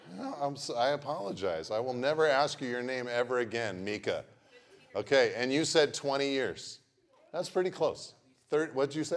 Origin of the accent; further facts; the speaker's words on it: Pacific Grove, California, United States; I grew up in Pacific Grove